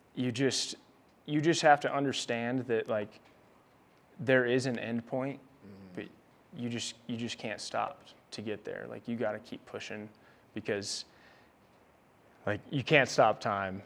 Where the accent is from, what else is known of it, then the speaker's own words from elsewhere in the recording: Olathe, Kansas, United States; moved away as an adult; I grew up just outside Kansas City uh, in Olathe, Kansas